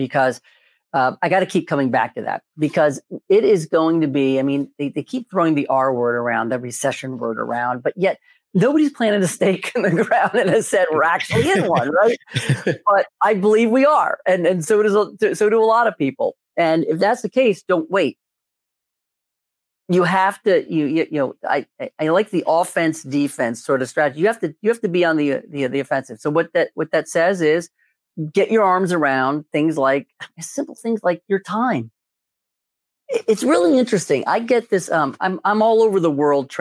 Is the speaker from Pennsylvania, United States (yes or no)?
yes; Philadelphia, Pennsylvania, United States; I'm from Philadelphia.